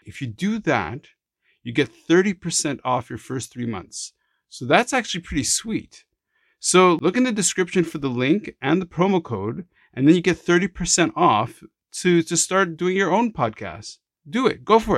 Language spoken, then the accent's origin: English; Jerusalem, Jerusalem District, Israel; born there; My parents are born in Morocco. I was born in Jerusalem. I have an Israeli passport